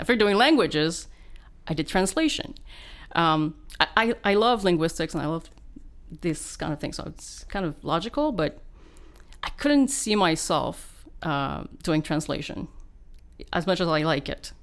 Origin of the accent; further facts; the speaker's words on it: Val-David, Quebec, Canada; Laurentians, yeah, Val-David, Quebec